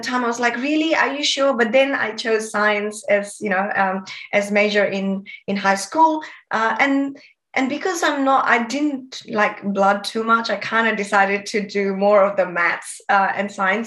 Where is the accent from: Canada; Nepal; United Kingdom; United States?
Nepal; moved away as an adult; now in Sydney, Australia; I was born and brought up in Nepal